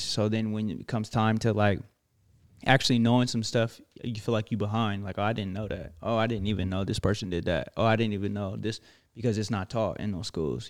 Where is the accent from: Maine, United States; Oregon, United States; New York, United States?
Oregon, United States; growing up in Oregon